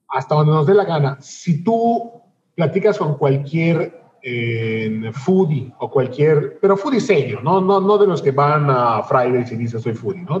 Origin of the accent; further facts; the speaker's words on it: Yucatán, Mexico; tanto Eduardo como yo somos eh, yucatecos súper aferrados y súper orgullosos de nuestra tierra